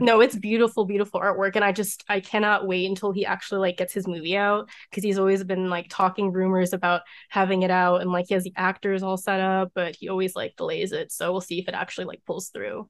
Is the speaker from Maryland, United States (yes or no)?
yes; Maryland, United States; born or raised there